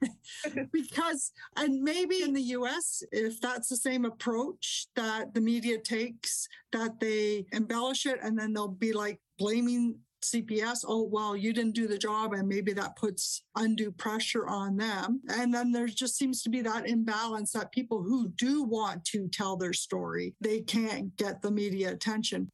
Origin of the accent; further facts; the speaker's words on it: Canada; I'm Canadian.